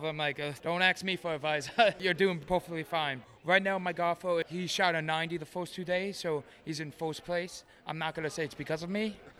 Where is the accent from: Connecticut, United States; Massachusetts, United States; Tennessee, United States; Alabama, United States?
Connecticut, United States; Norwalk; I'm from Norwalk, Connecticut